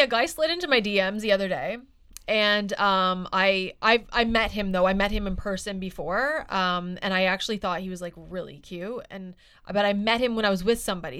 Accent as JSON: {"language": "English", "town": "Halifax", "region": "Nova Scotia", "country": "Canada", "tie": "born or raised there", "moved": "yes", "lives_now": "Vancouver, Canada", "said": "I am from Halifax and I know people there"}